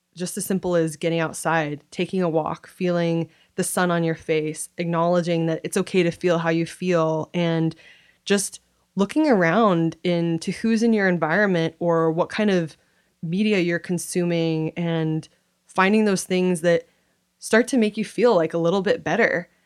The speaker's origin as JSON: {"language": "English", "town": "Kirkland", "region": "Washington", "country": "United States", "tie": "born or raised there", "said": "I grew up in Kirkland, Washington."}